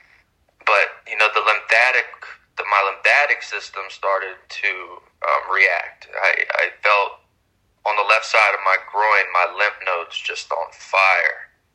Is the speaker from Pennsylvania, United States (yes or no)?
yes; Philadelphia, Pennsylvania, United States; I was born and raised in Philadelphia